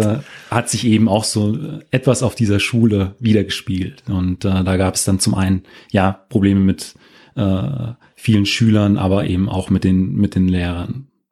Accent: former GDR, near Wolfen/Bitterfeld, Saxony-Anhalt, Germany; moved away; also born or lived in Frankfurt am Main / Wetzlar; Meine Mutter kommt äh, aus der, äh, wie ich eben auch aus der ehemaligen DDR, aus der Nähe von wolfen Bitterfelden

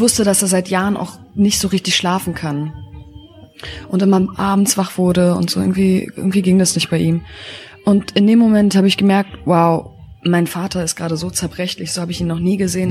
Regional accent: Berlin, Germany; Ich bin in der Charité geboren, in Wedding und ähm, bin in Moabit aufgewachsen

